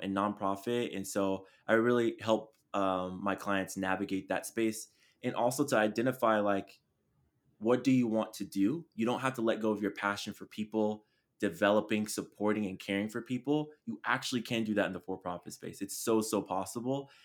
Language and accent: English; Chula Vista, California, United States; moved away; That's where I'm from. I'm from Chula Vista